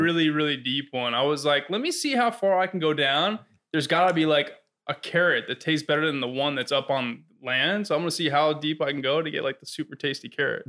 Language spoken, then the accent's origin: English; South Florida, United States; I grew up in South Florida